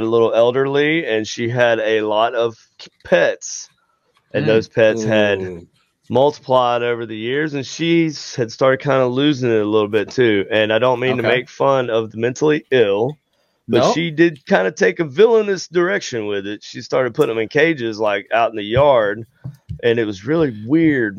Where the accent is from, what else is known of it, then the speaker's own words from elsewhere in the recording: Greenville, South Carolina, United States; accent: South Carolina; now in Kansas City, United States; I grew up in Greenville-ish area